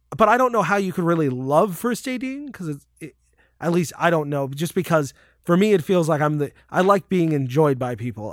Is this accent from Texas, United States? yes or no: no; Connecticut, United States; I grew up in Connecticut